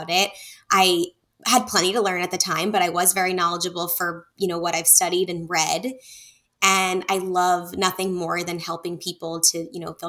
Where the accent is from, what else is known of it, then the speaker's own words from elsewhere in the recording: Northeast, United States; I grew up in the Northeast